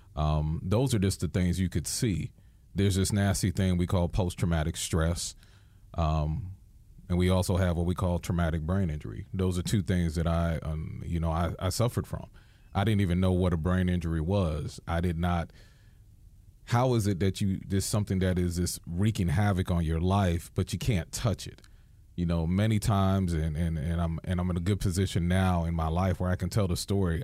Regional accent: New York, United States; as a New Yorker

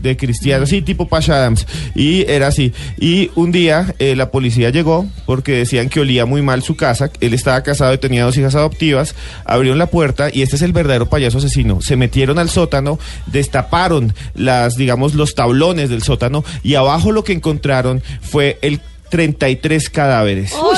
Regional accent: Colombia

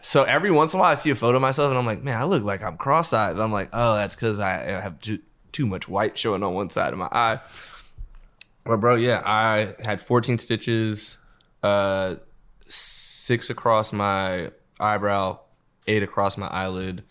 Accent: Los Angeles, California, United States; I grew up in L

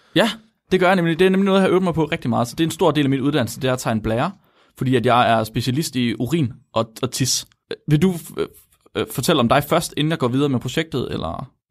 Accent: West Jutland, Central Denmark Region, Denmark; jeg kommer fra Vestjylland

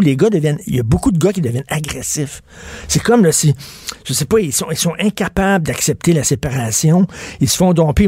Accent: Quebec, Canada; Les Québécois, nous autres

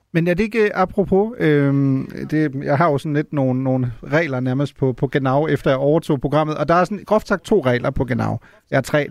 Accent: Germany; now in Denmark; som tysker, der bor i Danmark

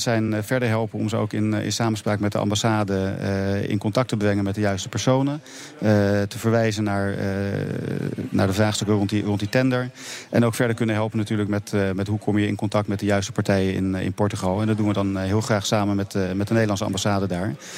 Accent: Netherlands

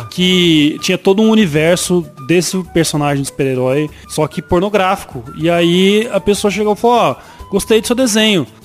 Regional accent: Araçatuba, São Paulo, Brazil; Sou de Araçatuba. Pinto Grande, Araçatuba.

